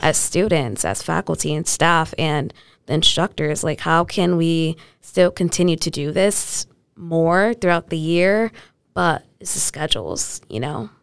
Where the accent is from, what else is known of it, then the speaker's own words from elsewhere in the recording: New Britain, Connecticut, United States; I'm grew up in, I'm growing up in New Britain on the East Side